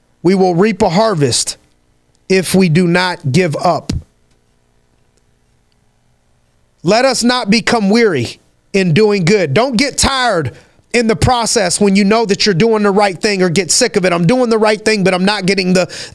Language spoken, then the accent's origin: English; Youngstown, Ohio, United States; I'm from Youngstown, Ohio